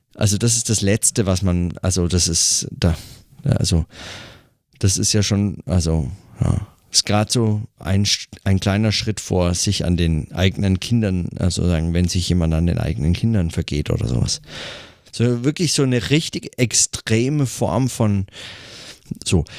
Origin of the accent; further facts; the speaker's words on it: Germany; hier bei uns in Deutschland